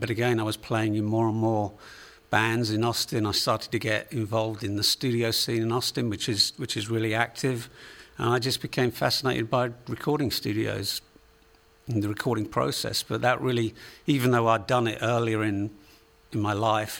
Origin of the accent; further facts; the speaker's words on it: England, United Kingdom; accent: Englishman; moved away as an adult; also born or lived in United States; now in San Diego, United States; I'm from England originally, although uh, about six months ago I, would lived in the States for longer than I lived in England